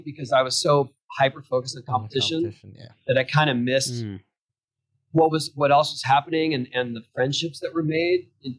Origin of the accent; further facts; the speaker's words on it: San Diego, California, United States; For me, when I was young, I was this kid from San Diego. I never traveled anywhere.